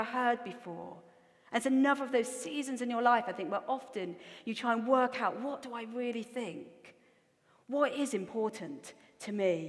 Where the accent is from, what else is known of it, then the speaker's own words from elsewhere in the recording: Newcastle upon Tyne, North East England, United Kingdom; accent: Geordie; also born or lived in Australia; I also have a really strong Geordie accent